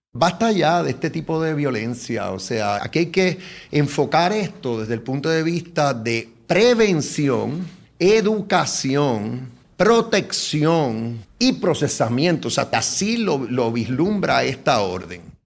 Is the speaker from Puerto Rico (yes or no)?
yes; Puerto Rico; como mujer puertorriqueña